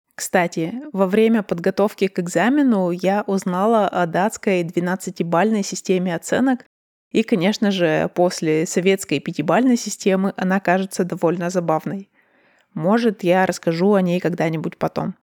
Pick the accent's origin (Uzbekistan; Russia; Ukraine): Russia; я родилась и выросла в России, и я русская